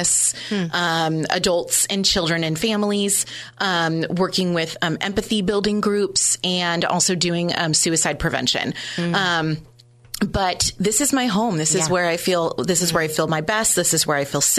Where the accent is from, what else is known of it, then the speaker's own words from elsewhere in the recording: San Jose, California, United States; also born or lived in Monterey Bay; I grew up in San Jose